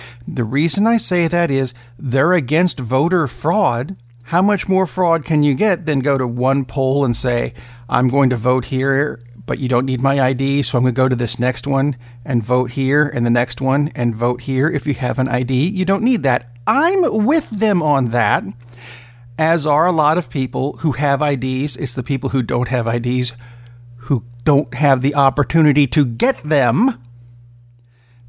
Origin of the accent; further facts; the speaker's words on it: Oak Ridge, Tennessee, United States; I grew up in Oak Ridge, Tennessee, which is about 20 miles to the left of Knoxville